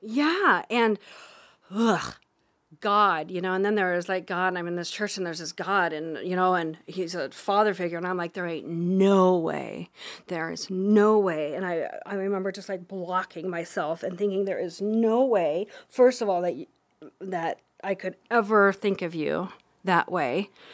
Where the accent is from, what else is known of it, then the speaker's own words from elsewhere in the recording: Harlan, Iowa, United States; also born or lived in Council Bluffs, Iowa; I was born in Harlan, Iowa. I'm a small town girl